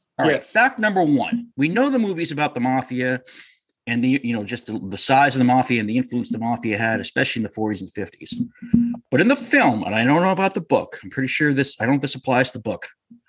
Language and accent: English; New Hampshire, United States; moved away as an adult; now in Connecticut, United States; I'm from New Hampshire. I moved to Connecticut when I was, you know, almost 20 years ago, I moved to Connecticut.